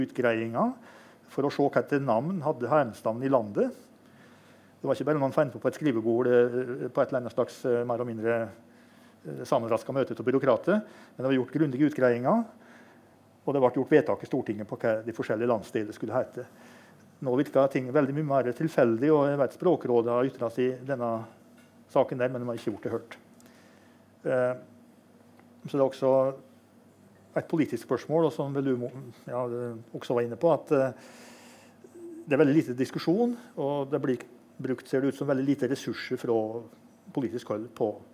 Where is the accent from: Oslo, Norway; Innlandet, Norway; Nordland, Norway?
Innlandet, Norway; Innlandet, som der jeg kommer fra